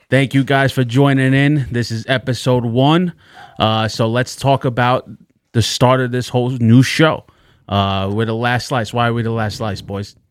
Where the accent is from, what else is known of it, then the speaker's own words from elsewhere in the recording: New York City, New York, United States; The Bronx